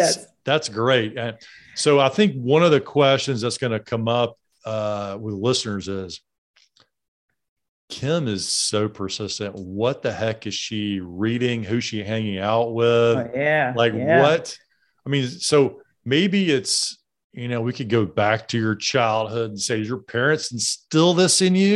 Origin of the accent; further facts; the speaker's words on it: Alabama, United States; I grew up in Alabama, so mine come out plenty too.